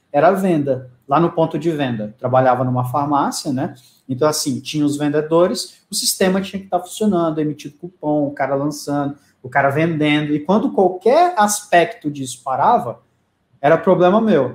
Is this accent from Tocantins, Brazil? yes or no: yes; Palmas, Tocantins, Brazil; moved away; eu sou de Palmas do Tocantins